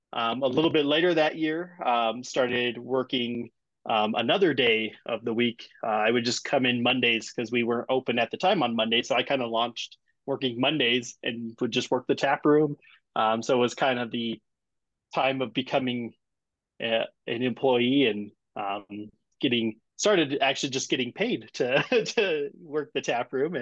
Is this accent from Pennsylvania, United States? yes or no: no; Wyoming, United States; now in Colorado, United States; I'm originally from Wyoming, so not too far